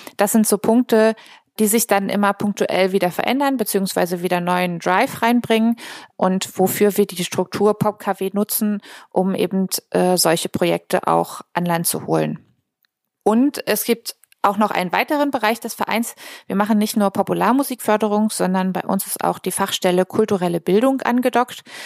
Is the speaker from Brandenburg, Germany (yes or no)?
yes; near Potsdam, Brandenburg, Germany; moved away as an adult; also born or lived in Berlin; now in Rostock, Germany; Ich bin ursprünglich aus der Nähe von Potsdam, also gebürtige Brandenburgerin